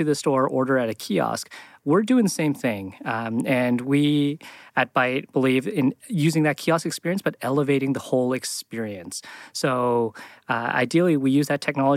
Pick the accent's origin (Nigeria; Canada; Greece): Canada; moved away as an adult; I came from Canada, did my college degree there